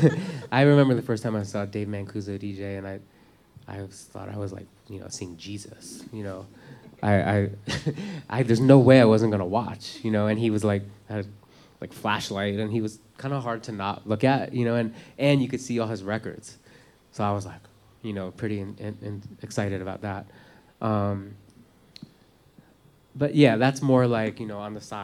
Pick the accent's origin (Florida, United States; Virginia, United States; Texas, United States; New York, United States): New York, United States; New York City; I'm from Manhattan